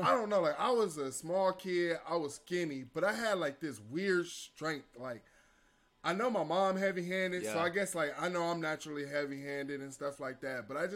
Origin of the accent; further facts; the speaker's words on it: Cleveland, Ohio, United States; moved away as an adult; now in Arkansas, United States; I'm from Cleveland. Cleveland, Ohio